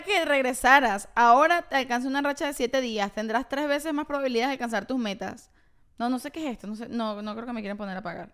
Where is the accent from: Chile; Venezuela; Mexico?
Venezuela; Caracas, Capital District; Tú sabes que yo soy del oeste de Caracas.